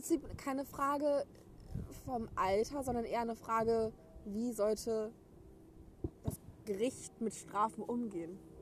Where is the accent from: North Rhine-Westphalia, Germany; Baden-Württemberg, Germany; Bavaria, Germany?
North Rhine-Westphalia, Germany; Gütersloh; ich komme aus Gütersloh